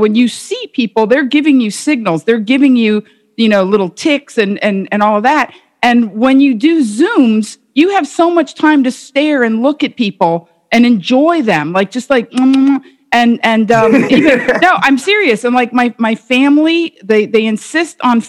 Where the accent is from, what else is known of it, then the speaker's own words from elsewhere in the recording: Miami, Florida, United States; I grew up in Miami in the 70s and 80s.